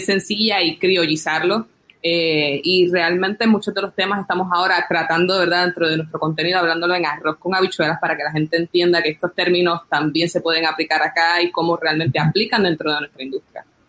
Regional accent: Puerto Rico; nosotros los puertorriqueños

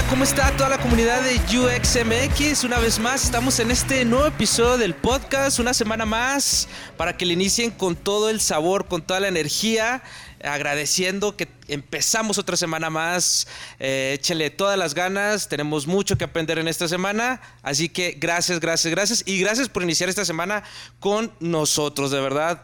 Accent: Monterrey, Nuevo León, Mexico; moved away; yo también soy de Monterrey

